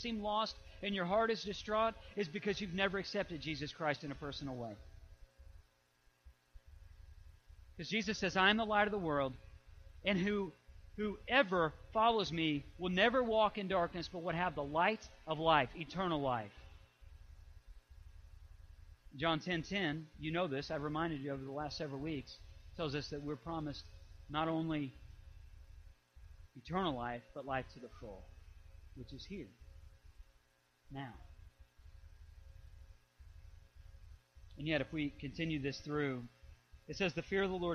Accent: Illinois, United States; I grew up in Illinois

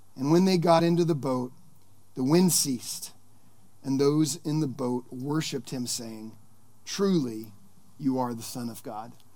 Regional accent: Sonoma County, California, United States; I grew up here in Sonoma County

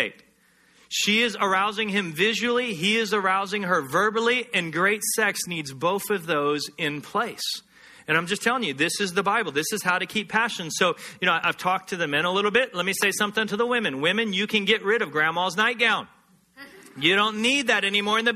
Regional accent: Texas, United States; Growing up in Texas, hunting is part of the culture

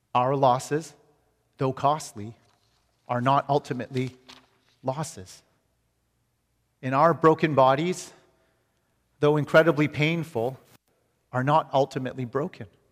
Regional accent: Canada; moved away as an adult; now in United States; as a Canadian coming to America

